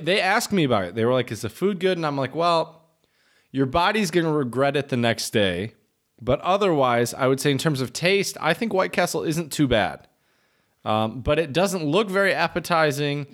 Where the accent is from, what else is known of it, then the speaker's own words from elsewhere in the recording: Midwest, United States; moved away; I am a Midwesterner